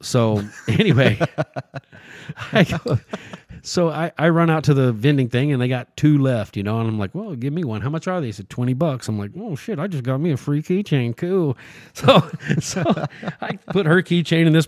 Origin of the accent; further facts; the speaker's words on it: Texas, United States; I'm from Texas.